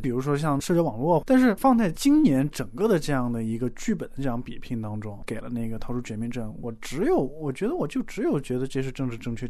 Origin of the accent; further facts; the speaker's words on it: China; 那我们中国人的传统，你九十大寿